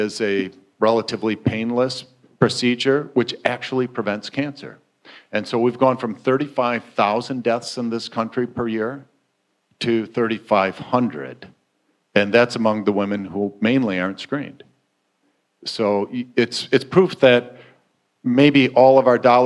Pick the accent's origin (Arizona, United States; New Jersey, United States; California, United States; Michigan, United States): Michigan, United States; Flint; moved away as an adult; also born or lived in Milwaukee, Wisconsin; I grew up in Flint, Michigan